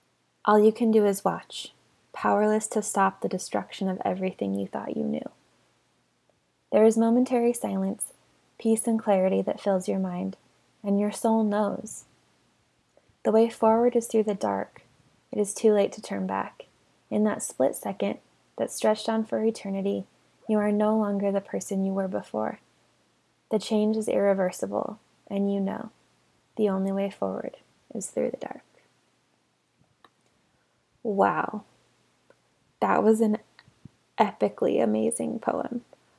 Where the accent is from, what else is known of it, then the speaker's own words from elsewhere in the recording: South Island, New Zealand; I grew up in the South Island of New Zealand, where Mormons were few and far between